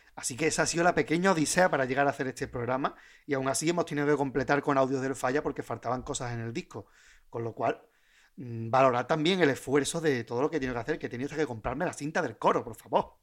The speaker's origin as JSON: {"language": "Spanish", "town": "Puerto Real", "region": "Andalusia", "country": "Spain", "said": "yo soy de Puerto Real"}